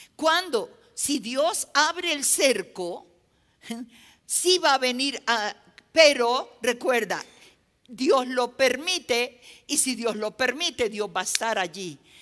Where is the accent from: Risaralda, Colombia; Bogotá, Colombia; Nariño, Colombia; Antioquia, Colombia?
Nariño, Colombia; En mi país hay una zona del país que, es al, departamento que yo pertenezco, ¿no? Nosotros somos costa